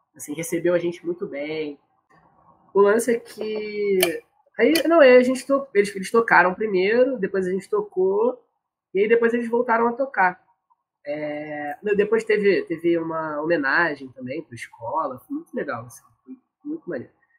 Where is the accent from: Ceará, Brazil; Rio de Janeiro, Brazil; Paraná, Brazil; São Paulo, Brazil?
Rio de Janeiro, Brazil; eu sou do Meia